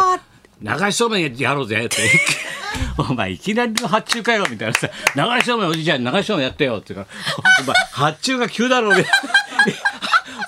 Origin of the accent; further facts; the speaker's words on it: Tokyo, Japan; うちもさ、みんな東京の人間だから